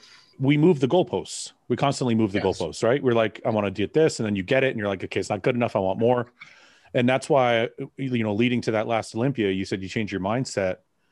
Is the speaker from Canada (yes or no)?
yes; Canada; I'm from Canada